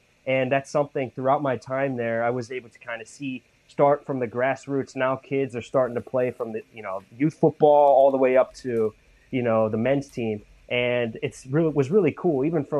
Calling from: San Diego, California, United States; Yeah, so I'm in sunny San Diego, California.

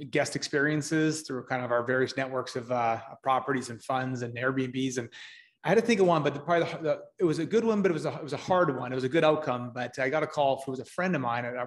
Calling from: Edmonton, Alberta, Canada; Uh, Edmonton, Alberta, Canada, where I'm right now in our, our head office.

